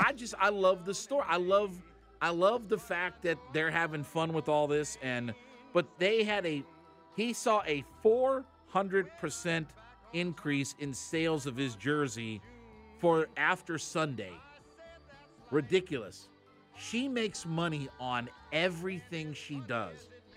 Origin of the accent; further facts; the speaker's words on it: Canton, Ohio, United States; So we have Waffle House now in Canton, Ohio.